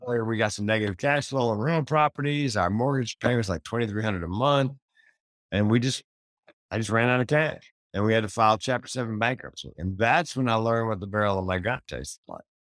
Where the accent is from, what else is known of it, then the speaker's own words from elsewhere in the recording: the South, United States; I grew up in the South